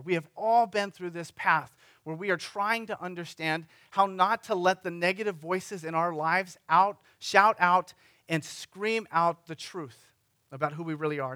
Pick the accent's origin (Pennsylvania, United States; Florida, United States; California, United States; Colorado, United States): California, United States; Sunnyvale; the city of Sunnyvale, my hometown